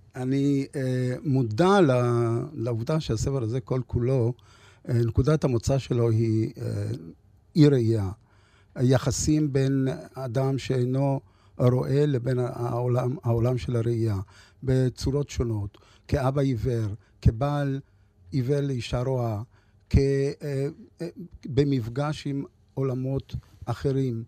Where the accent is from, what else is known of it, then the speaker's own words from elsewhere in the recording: Ra'anana transit camp and Lod, Central District, Israel; also born or lived in Lod / North Africa; כשהייתי ילד מתרוצץ במעברת רעננה ובלוד